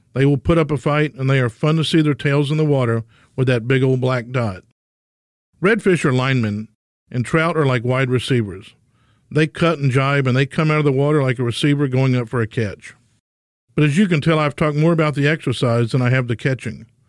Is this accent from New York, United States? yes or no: no; Southeast Texas, United States; growing up in Southeast Texas